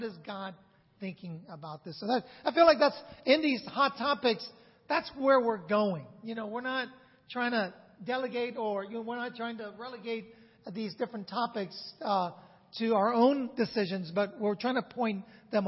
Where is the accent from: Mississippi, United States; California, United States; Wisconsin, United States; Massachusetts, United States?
California, United States; San Francisco; I grew up in San Francisco